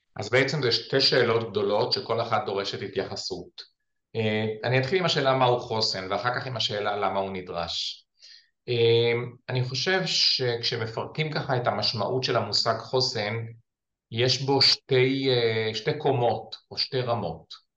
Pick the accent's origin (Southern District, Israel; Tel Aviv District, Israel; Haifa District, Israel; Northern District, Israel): Northern District, Israel; Ramat Magshimim; אני גדלתי ביישוב אה, שנקרא רמת מגשימים, שנמצא בגולן